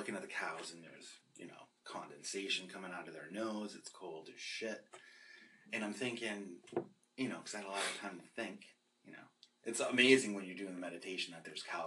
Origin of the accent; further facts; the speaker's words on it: Boston, Massachusetts, United States; moved away; I'm not from Brooklyn, I'm from Boston.